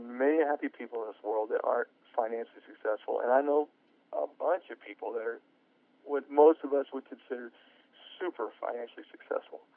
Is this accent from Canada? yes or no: no; United States; I'm an American taxpaying citizen